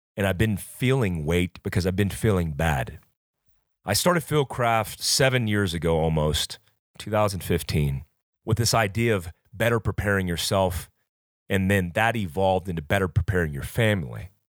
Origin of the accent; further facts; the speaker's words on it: Fayetteville, North Carolina, United States; also born or lived in Florida; when I was raised growing up in North Carolina and Florida, I was taught from a very young age